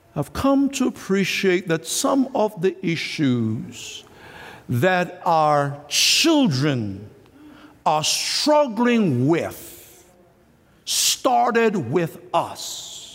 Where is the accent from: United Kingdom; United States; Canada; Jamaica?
Jamaica; moved away; when I was a boy growing up in Jamaica